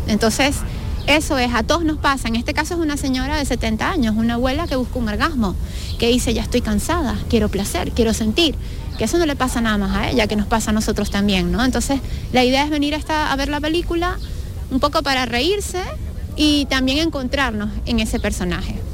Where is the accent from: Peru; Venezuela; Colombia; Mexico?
Venezuela; yo soy venezolana